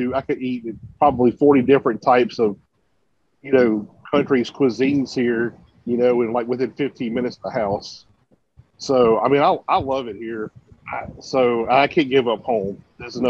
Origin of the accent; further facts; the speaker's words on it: Mississippi Gulf Coast, United States; also born or lived in Houston, Texas; now in Dallas, United States; I grew up on the Mississippi Gulf Coast, just near New Orleans